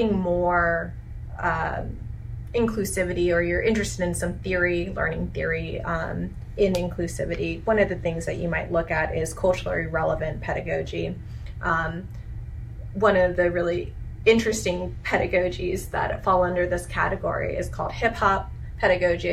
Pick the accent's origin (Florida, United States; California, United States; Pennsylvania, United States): California, United States; moved away; I'm originally from California